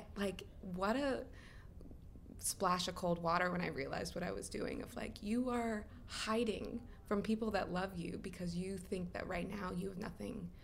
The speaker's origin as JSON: {"language": "English", "country": "United States", "moved": "as an adult", "said": "being an American living overseas and like looking back at my homeland"}